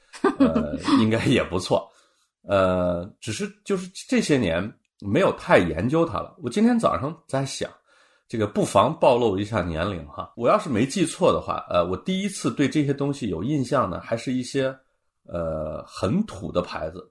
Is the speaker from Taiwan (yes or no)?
no; China; 我们中国人的理念中